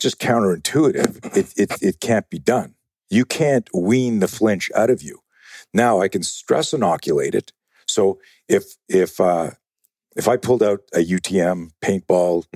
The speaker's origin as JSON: {"language": "English", "country": "Canada", "moved": "yes", "lives_now": "United States", "said": "I'm used to be uh, uh, Canadian."}